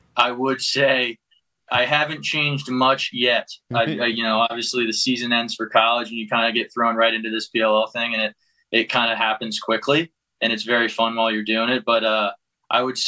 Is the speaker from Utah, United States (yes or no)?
no; Ohio, United States; moved away as an adult; now in Denver, United States; when I was growing up in Ohio